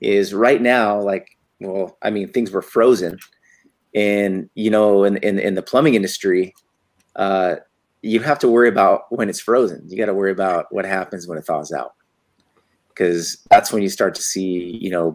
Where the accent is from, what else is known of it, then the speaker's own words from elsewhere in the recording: Santa Fe, New Mexico, United States; moved away as an adult; also born or lived in Henderson, Nevada / Chicago; now in Las Vegas, United States; We moved to Santa Fe, New Mexico. You know, so I grew up, you know, from 5 years old to about 21 years old there